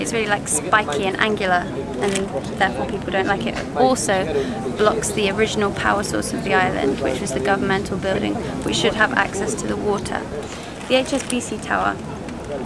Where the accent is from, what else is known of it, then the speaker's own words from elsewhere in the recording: United Kingdom; we're from Britain